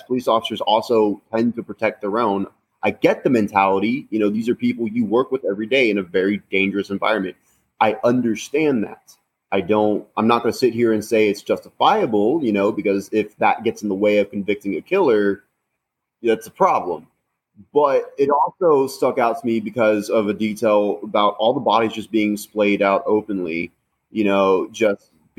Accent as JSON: {"language": "English", "country": "United States", "said": "being an American"}